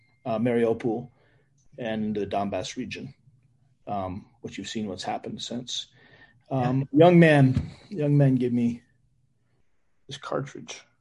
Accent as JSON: {"language": "English", "country": "United States", "said": "I came back with an innate privilege to be an American"}